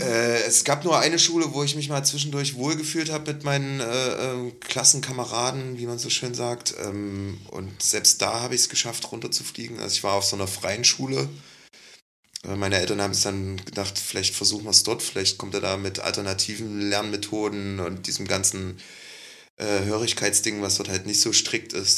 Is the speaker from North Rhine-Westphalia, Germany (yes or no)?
no; Leipzig, Saxony, Germany; ich komme aus Leipzig